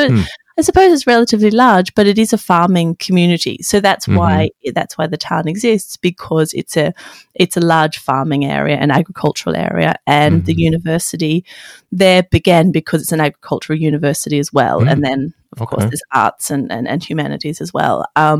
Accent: Wagga Wagga, New South Wales, Australia; born or raised there; now in London, United Kingdom

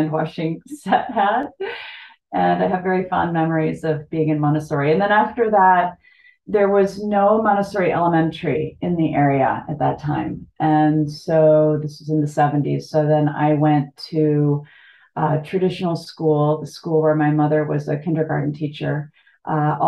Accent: Illinois, United States; also born or lived in Cincinnati, Ohio; I was born in Cincinnati, Ohio, and I'm the youngest of five daughters. And my family moved to Illinois when I was 2.

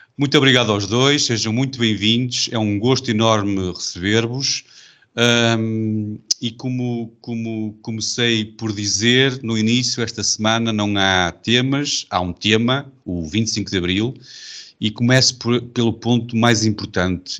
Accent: Porto, Norte, Portugal; accent: tripeira; minha pronúncia eh, tripeira

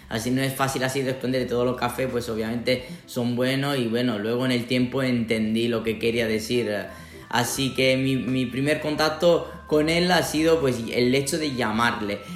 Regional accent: Sicily, Italy; Spanish is a second language; moved away as an adult; now in Toledo, Spain; de donde vengo yo, en Sicilia

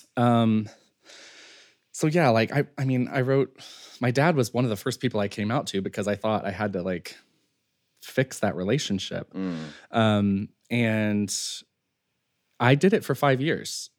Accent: Western North Carolina, United States; I grew up in Western North Carolina

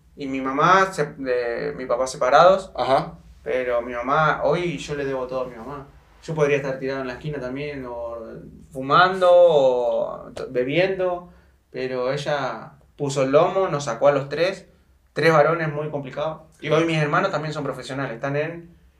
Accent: Argentina; moved away as an adult; also born or lived in Chile / Thailand / Belarus; now in Mexico; salí de Argentina

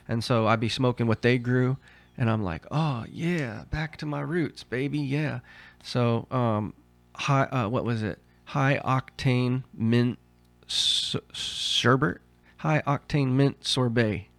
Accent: Southern Oregon, United States; also born or lived in Heidelberg, Germany; since I was grow, growing up in Southern Oregon

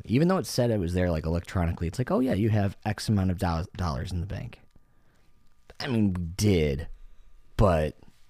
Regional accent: California, United States; Hey, I'm from the Bay Area.

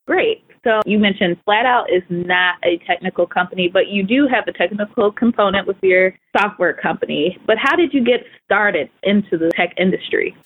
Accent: Ohio, United States; I'm from Ohio

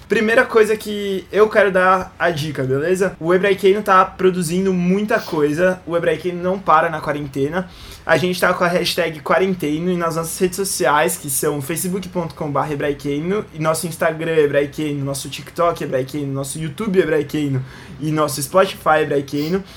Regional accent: Brazil; Porque a gente é brasileiro

